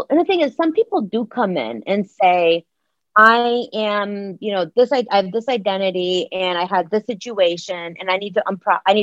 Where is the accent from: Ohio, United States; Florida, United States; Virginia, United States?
Ohio, United States; Akron; moved away; also born or lived in Oak Park, Illinois; I grew up in Akron, Ohio